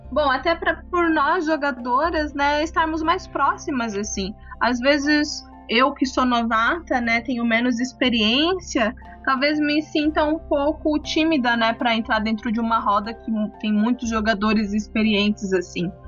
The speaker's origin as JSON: {"language": "Portuguese", "town": "Marília", "region": "São Paulo", "country": "Brazil", "moved": "yes", "lives_now": "Curitiba, Brazil", "said": "eu sou do interior de São Paulo, eu sou de Marília"}